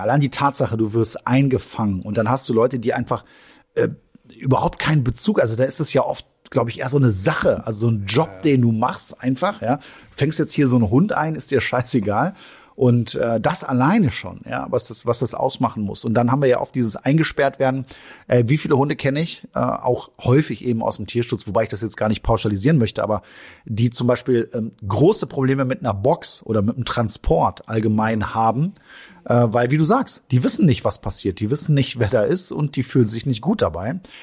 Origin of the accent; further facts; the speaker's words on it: Germany; wir als Deutsche